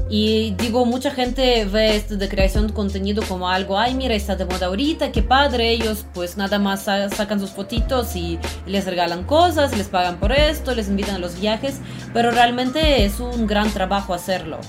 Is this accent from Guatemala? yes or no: no; Russia; Spanish is a second language; now in Mexico